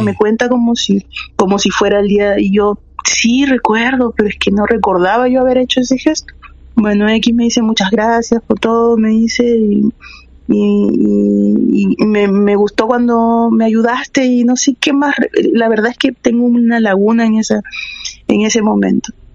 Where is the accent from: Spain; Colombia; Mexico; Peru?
Peru; moved away as an adult; now in Santiago, Chile; Yo soy de Perú. Yo tengo viviendo acá como 10 años.